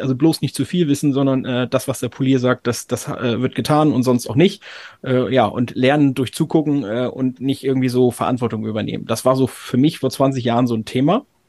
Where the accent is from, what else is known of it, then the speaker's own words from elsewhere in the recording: Oldenburg, Lower Saxony, Germany; ich habe in Oldenburg studiert. Ich komme aus Oldenburg